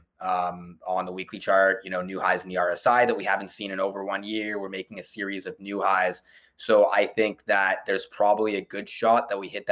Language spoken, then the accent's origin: English; Canada; as Canadian investors